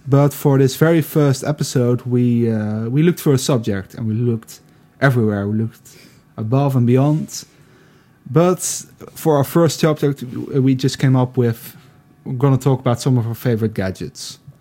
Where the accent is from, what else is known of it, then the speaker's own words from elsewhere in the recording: Netherlands; also born or lived in Eindhoven; I'm from the Netherlands. I live in Eindhoven